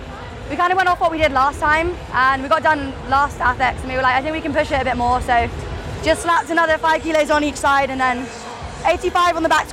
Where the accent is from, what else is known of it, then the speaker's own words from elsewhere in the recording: London, United Kingdom; I'm from London.